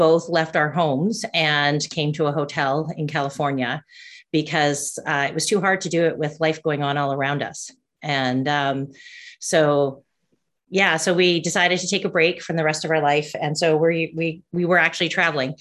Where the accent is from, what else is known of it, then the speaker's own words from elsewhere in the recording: Canada; I'm a Canadian